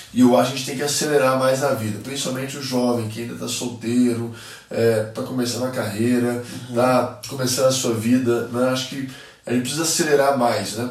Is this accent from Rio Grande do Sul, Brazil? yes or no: no; Minas Gerais, Brazil; sendo mineiro